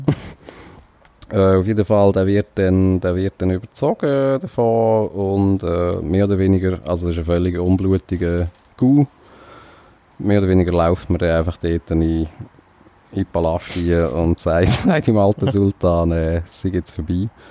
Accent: Switzerland; Fühlt man sich als Schweizer

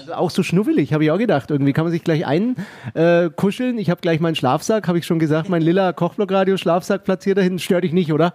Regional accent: Nuremberg, Bavaria, Germany; in meiner Heimatstadt

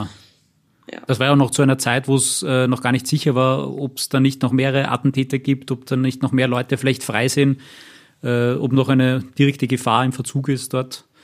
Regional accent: Austria; bei uns in Österreich

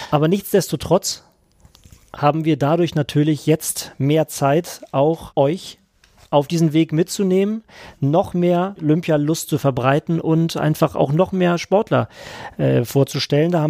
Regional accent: Schleswig-Holstein, Germany; Du bist Hesse, ich bin Schleswig-Holsteiner.

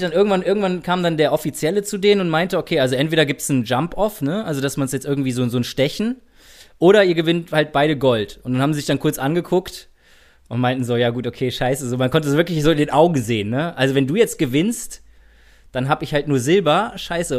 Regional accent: Germany; als Deutsche

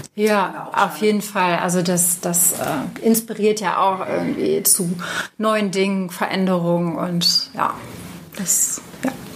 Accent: Cologne, North Rhine-Westphalia, Germany; als Kölner

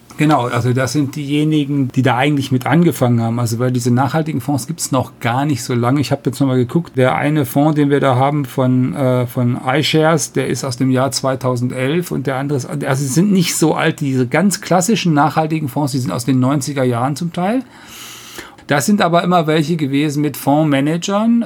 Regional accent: North Rhine-Westphalia, Germany; moved away; ich komme aus der Landwirtschaft und äh, am Niederrhein, wo, wo meine Eltern leben und mein Bruder

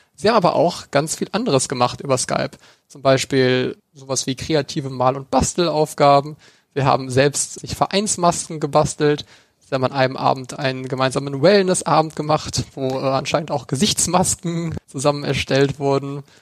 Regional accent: North Rhine-Westphalia, Germany; wir kommen aus NRW

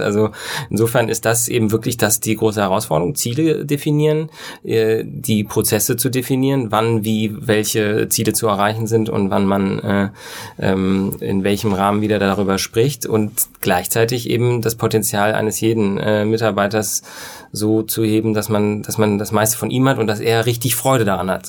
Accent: West Germany, Germany; als Wessi

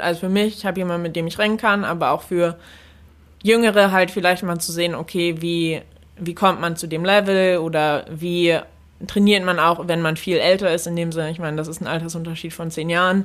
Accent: Germany; moved away as an adult; also born or lived in United States; als Deutscher

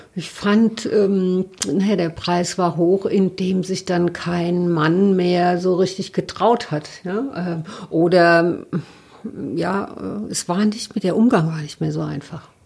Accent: Mainz, Rhineland-Palatinate, Germany; moved away; also born or lived in Berlin; ich bin aus Mainz

